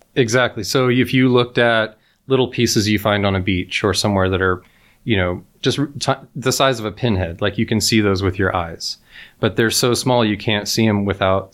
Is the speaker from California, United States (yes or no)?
yes; near Yosemite National Park, California, United States; I grew up near Yosemite National Park in California